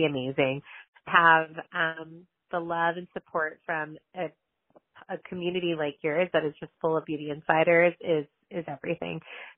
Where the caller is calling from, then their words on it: Los Angeles, California, United States; from Tower 28, calling from sunny Los Angeles.